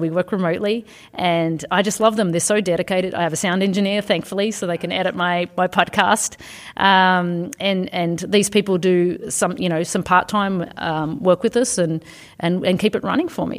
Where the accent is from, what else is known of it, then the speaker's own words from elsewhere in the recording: Australia; moved away as an adult; also born or lived in United States / Canada / Belgium / United Kingdom; now in Asia; I'm originally from Australia